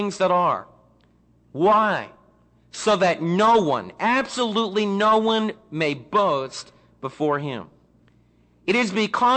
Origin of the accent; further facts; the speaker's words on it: New York City, New York, United States; now in Midlothian, United States; I was raised in Manhattan.